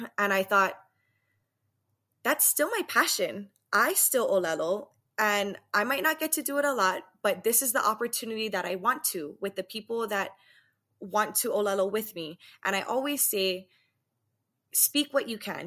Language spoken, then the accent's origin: English; Waianae, Hawaii, United States; moved away as an adult; now in Las Vegas, United States; I'm originally from Waianae, born and raised.